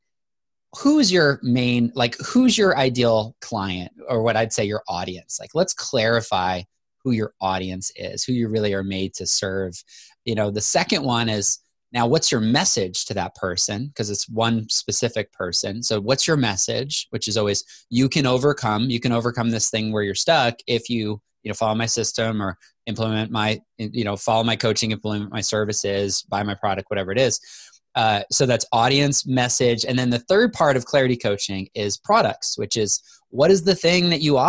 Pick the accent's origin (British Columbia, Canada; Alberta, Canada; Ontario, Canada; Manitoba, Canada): Manitoba, Canada; moved away as an adult; I moved to Manitoba, Canada in fifth grade and lived there all the way through college.